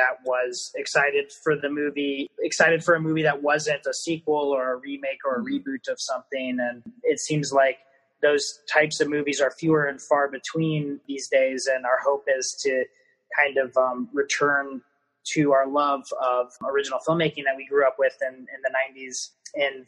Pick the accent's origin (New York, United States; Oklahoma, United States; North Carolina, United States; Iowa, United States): Iowa, United States; we're from Iowa